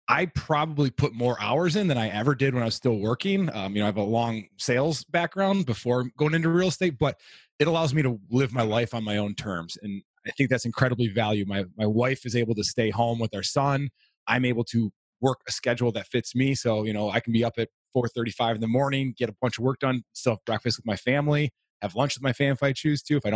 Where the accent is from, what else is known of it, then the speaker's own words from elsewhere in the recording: Florida, United States; also born or lived in Alaska; I was actually born in Alaska. My dad was working in the oil fields in Prudhoe Bay. So I was born there, moved to Florida through most of elementary and part of middle school.